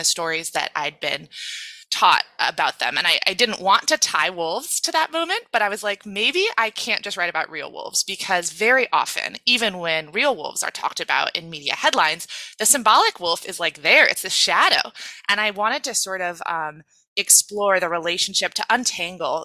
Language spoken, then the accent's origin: English; Oregon, United States; my home state of Oregon for my environmental studies thesis as an undergraduate. And I had grown up in the city myself